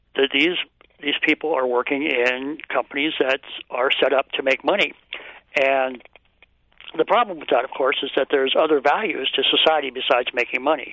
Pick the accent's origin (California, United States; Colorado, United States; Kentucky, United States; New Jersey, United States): California, United States; Palo Alto; I grew up in in Palo Alto